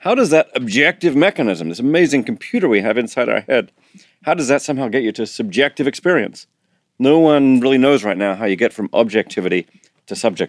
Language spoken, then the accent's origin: English; Australia; And although I'm Australian, I'm not very good at surfing, I'm afraid.